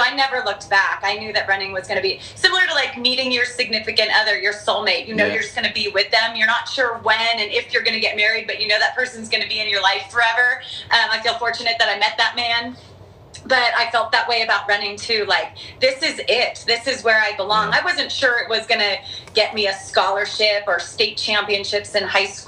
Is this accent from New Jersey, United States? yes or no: no; Southern California, United States; I was raised in Southern California.